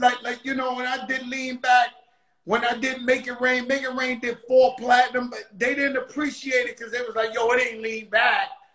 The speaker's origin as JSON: {"language": "English", "town": "New York City", "region": "New York", "country": "United States", "said": "I come from the Bronx, I come from the projects"}